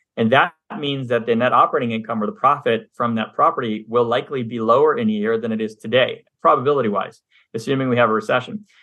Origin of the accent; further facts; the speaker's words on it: Montreal, Quebec, Canada; now in United States; I'm originally from Montreal, Canada, grew up there for half my life, came down to the U S